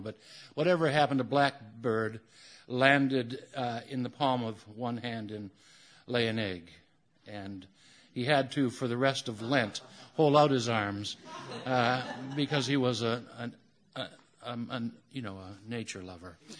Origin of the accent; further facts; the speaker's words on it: United States; as every American